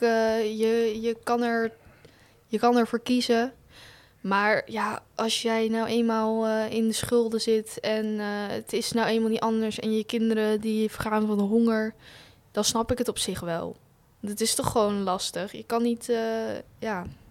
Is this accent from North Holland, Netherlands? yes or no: no; Hoeksche Waard, South Holland, Netherlands; ik kom uit Hoekswaard